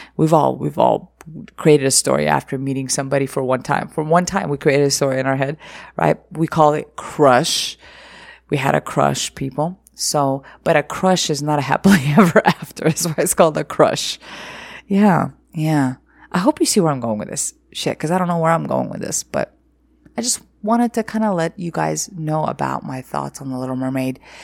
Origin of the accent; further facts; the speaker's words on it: Egypt; moved away; I was, uh, raised in Egypt or growing up in Egypt